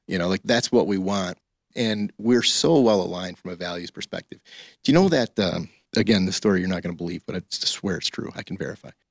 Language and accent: English; Highland, Michigan, United States; I grew up in Highland, Michigan.